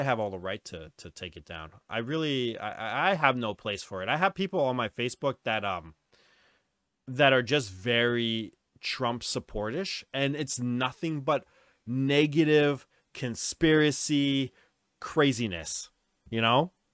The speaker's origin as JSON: {"language": "English", "town": "New Westminster", "region": "British Columbia", "country": "Canada", "tie": "born or raised there", "said": "we, Dustin and I are both, uh, we're from New West. That's our hometown"}